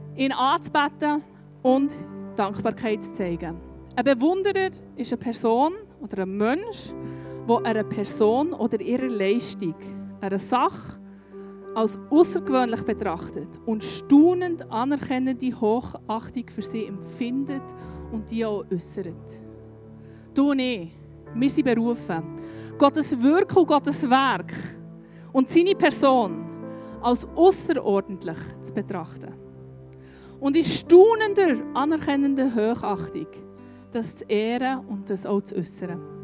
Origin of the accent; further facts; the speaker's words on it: Bern, Switzerland; Bei uns in Bern